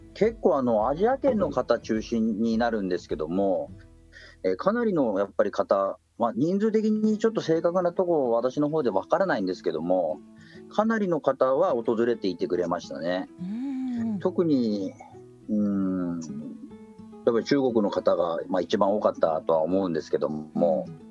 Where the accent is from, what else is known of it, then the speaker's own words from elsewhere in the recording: Chitose, Hokkaido, Japan; 支笏湖の近くというか生まれも育ちも支笏湖ですね